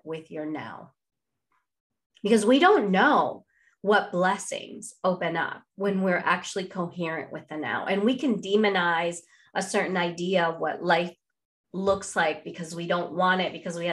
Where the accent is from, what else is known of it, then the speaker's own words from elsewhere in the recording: Venezuela; first language Spanish; English is a second language; moved away as an adult; now in United States; I grew up in Latin America. I had very small connection to my Indian background.